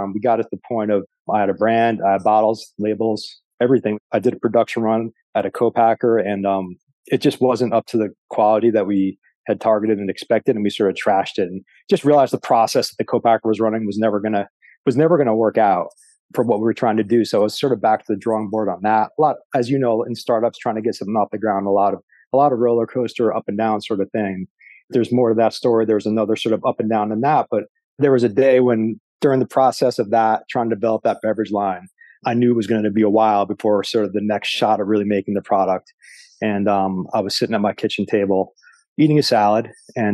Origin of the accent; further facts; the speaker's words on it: suburbs of New York, United States; also born or lived in Brooklyn, New York; I grew up in the suburbs in New York